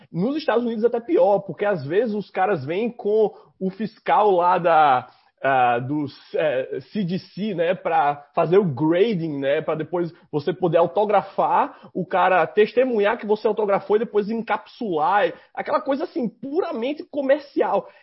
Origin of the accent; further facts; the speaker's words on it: Northeast Region, Brazil; accent: nordestino; tem um sotaque tão nordestino quanto o meu